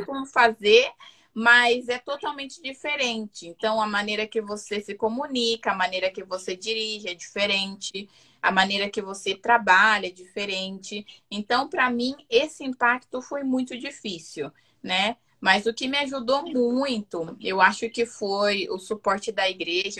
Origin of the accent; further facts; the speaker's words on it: Campinas, São Paulo, Brazil; moved away as an adult; now in Utah, United States; eu sou natural de Campinas, São Paulo. Aí estou morando aqui no estado de Utah, já vai fazer quatro anos